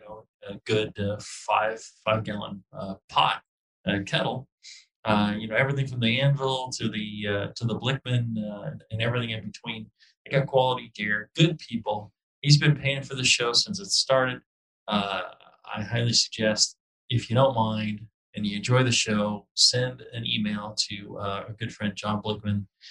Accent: United States; as a simple American

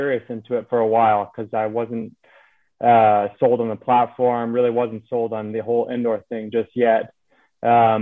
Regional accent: Canada; moved away as an adult; also born or lived in Singapore; now in United States; I'm a Canadian that's based out of the US right now.

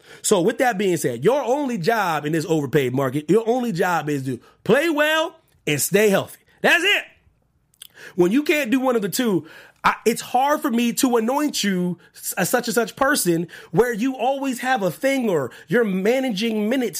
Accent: Pennsylvania, United States; I don't know if it came out of my home state of Pennsylvania

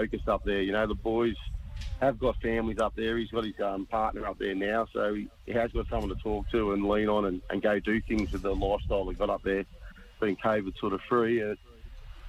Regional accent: Sydney, New South Wales, Australia; moved away as an adult; now in Central Coast, Australia; me and his mother, we grew up in La Perouse, small Aboriginal community on the... Eastern side of Sydney

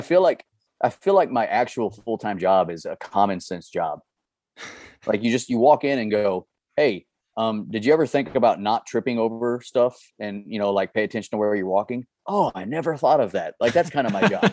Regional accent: Missouri, United States; born and raised in Missouri, started hunting here

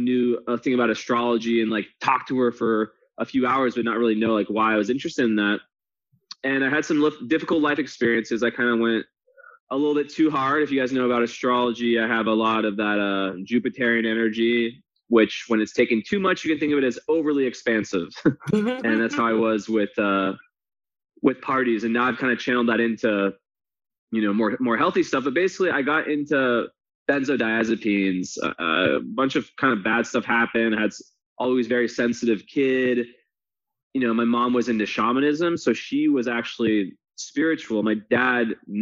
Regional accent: west coast of the U.S., United States; moved away as an adult; now in Romania; I grew up on the west coast of the U.S. I live in Romania now. I'm French American.

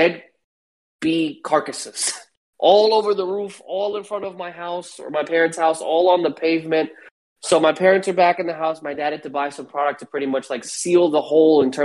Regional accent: New York, United States; I'm from New York

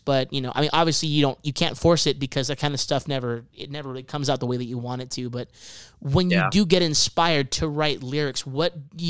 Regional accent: Los Angeles, California, United States; we're from Los Angeles

